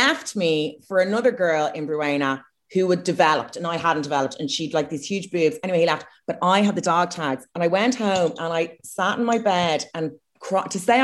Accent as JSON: {"language": "English", "country": "Ireland", "accent": "Irish; posh", "moved": "yes", "lives_now": "United Kingdom", "said": "I have an Irish accent in the UK"}